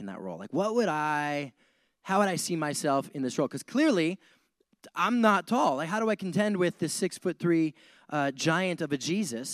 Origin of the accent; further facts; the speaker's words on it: Montana, United States; moved away as an adult; also born or lived in Wyoming; now in San Diego, United States; I grew up in Montana.